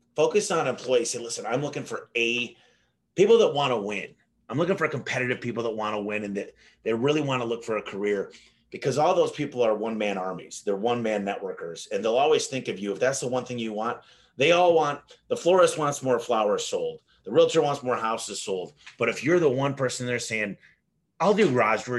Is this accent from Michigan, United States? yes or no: yes; Michigan, United States; now in Phoenix, United States; I'm from Michigan originally. I moved out to Phoenix in 1999